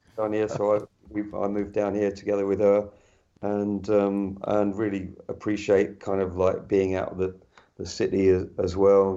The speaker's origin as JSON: {"language": "English", "area": "West Country, edge of Dartmoor", "region": "South West England", "country": "United Kingdom", "tie": "born or raised there", "also_born_or_lived": "London", "moved": "as an adult", "said": "I'm in the West Country, uh, on the edge of Dartmoor. Uh, I moved out from London about five years ago, back to where I was uh, where I was brought up."}